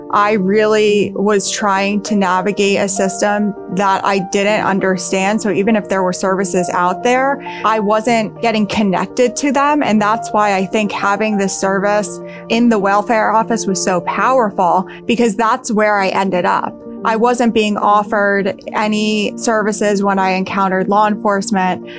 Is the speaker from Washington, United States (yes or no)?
no; Hackettstown, New Jersey, United States; also born or lived in Burlington County, New Jersey; I grew up in Hackettstown, New Jersey, which is in Warren County